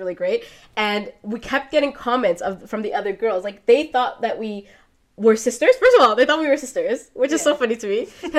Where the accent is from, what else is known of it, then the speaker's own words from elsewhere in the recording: Toronto, Ontario, Canada; growing up in Toronto